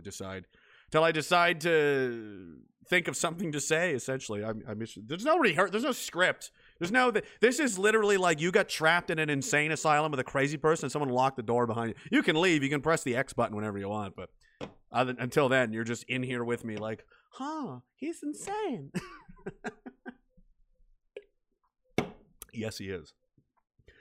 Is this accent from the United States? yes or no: no; Canada; I'm Canadian and I'm in Canada